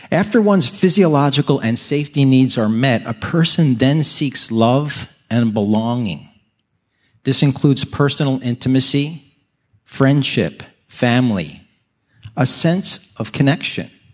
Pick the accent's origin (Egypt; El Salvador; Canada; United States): United States; outside of Philadelphia, Pennsylvania; I grew up outside of Philadelphia